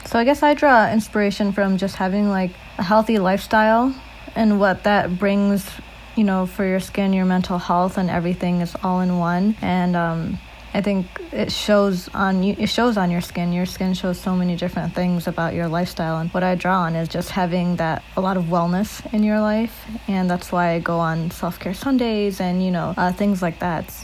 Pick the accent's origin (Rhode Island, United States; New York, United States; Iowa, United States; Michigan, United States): Michigan, United States; Hamtramck; growing up in Hamtramck